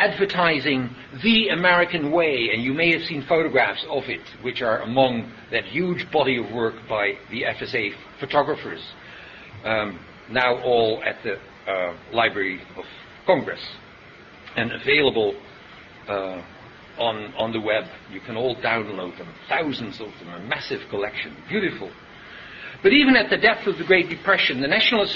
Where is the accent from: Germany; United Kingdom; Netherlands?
Netherlands; Haarlem, North Holland; In my hometown of Haarlem in the Netherlands